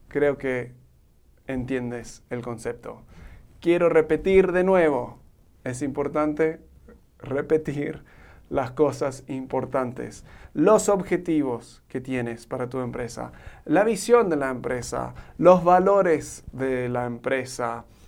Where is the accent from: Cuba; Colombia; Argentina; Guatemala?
Argentina; now in Mexico; soy un gringo que se crió en Argentina y ahora vivo en México